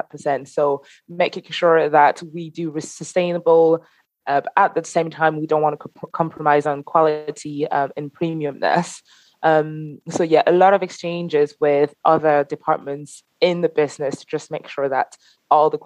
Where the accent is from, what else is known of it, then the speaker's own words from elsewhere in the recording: Paris, Île-de-France, France; moved away; I'm originally from Paris